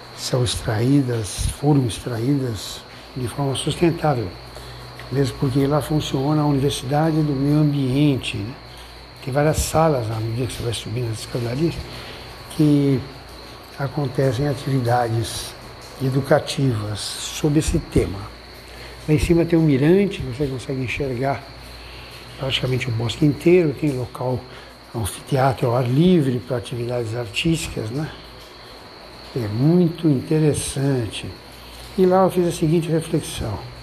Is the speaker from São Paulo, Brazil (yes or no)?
yes; São Paulo, Brazil; eu sou de São Paulo, vivo eh, grande parte do tempo numa megalópole